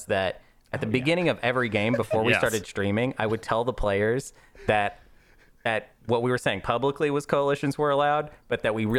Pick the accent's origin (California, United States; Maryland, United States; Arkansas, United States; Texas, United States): Arkansas, United States; I'm from Arkansas